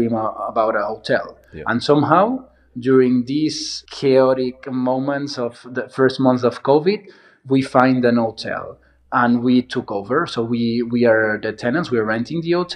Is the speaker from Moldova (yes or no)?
no; Palamós, Catalonia, Spain; moved away as an adult; also born or lived in Barcelona; I was born and raised here in Palamos